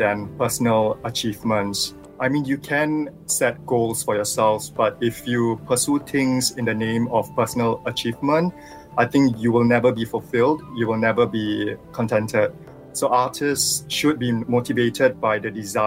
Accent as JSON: {"language": "English", "country": "Singapore", "tie": "born or raised there", "said": "I was born and raised here in Singapore"}